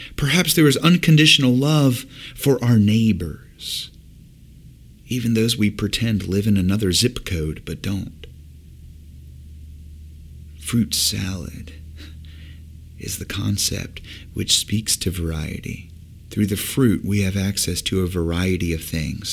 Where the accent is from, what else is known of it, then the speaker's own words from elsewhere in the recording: Virginia Beach, Virginia, United States; moved away; also born or lived in Indiana, Pennsylvania; Growing up in Virginia Beach, Virginia